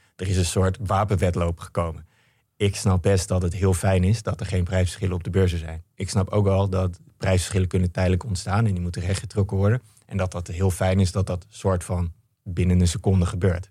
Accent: Netherlands; als Nederlander best een beetje trots op kan zijn

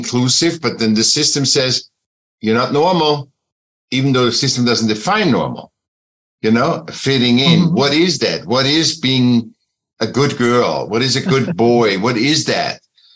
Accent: Vienna, Austria; I was born in Vienna, was a sick child. I got into school when I was seven

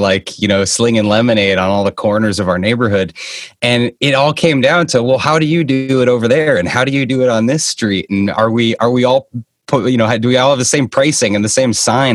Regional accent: Boston, Massachusetts, United States; now in Scottsdale, Arizona, United States; I'm originally from the Boston area, kind of where I am right now

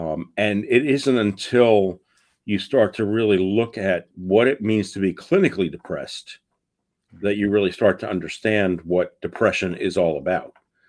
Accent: New York City, New York, United States; I am originally from New York City

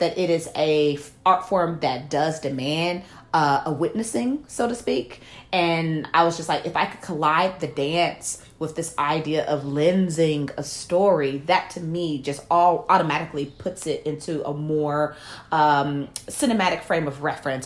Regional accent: Memphis, Tennessee, United States; a young black woman growing up in Memphis, Tennessee

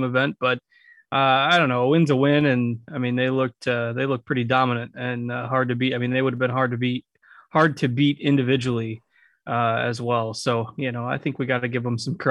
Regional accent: United States; my hometown tournament, the John Deere Classic

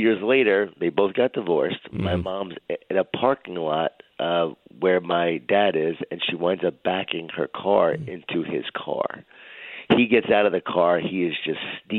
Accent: Smithtown, New York, United States; I grew up in Long Island, New York, in a Jewish-Italian family. A lot of food, a lot of guilt. A lot of wine, a lot of whining. And grew up in Smithtown, Long Island

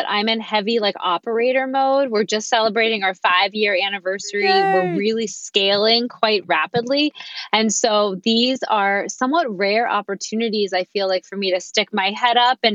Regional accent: Pittsburgh, Pennsylvania, United States; moved away as an adult; also born or lived in New York; my husband and I came back to my hometown of Pittsburgh, Pennsylvania

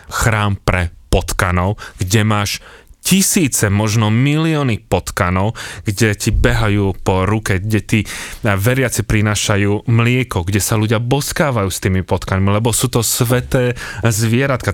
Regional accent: Slovakia; my sme zo Slovenska

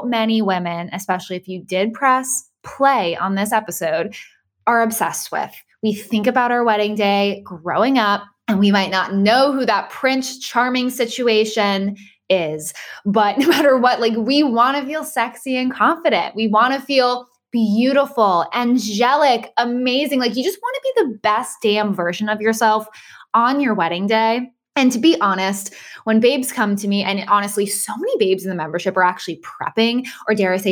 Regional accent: Boston, Massachusetts, United States; moved away as an adult; also born or lived in St. Petersburg, Florida / Jacksonville, Florida; I grew up in Boston.

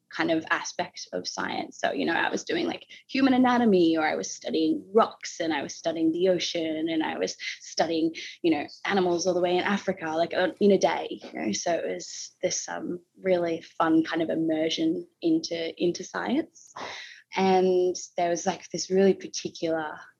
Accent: Victoria, Australia; I grew up down in Victoria in Australia, in a temperate kind of forest area

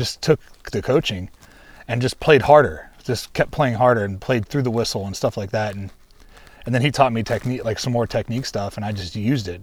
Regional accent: Ohio, United States; moved away; where I grew up in Ohio

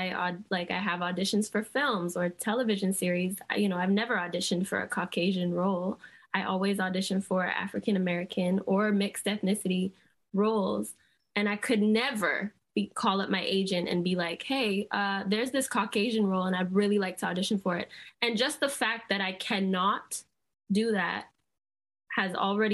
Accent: Barbados; we're from Barbados

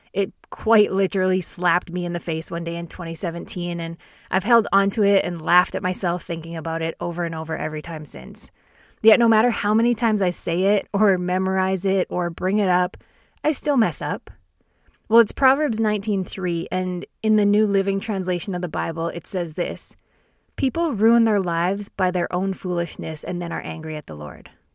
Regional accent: Canada; I'm Canadian, born and raised

